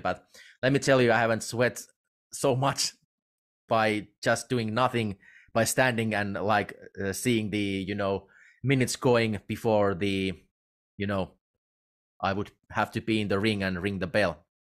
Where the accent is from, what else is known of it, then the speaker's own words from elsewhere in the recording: Finland; I'm from Finland, and we in uh, we Finns we really do not know anything about professional wrestling as a nation